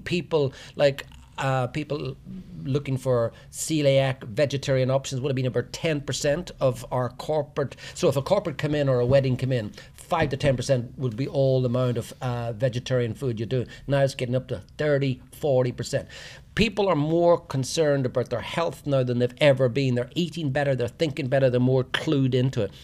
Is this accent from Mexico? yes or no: no; Tyrone, Northern Ireland, United Kingdom; moved away as an adult; also born or lived in Australia / Asia; now in Kinsale, Ireland; I'm from Tyrone originally, um, but I left Ireland 35, 40 years ago